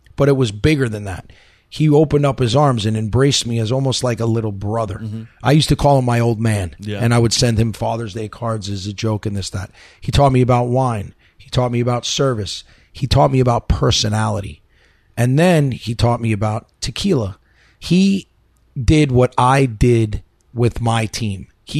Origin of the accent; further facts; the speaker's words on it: New York, United States; I'm from New York.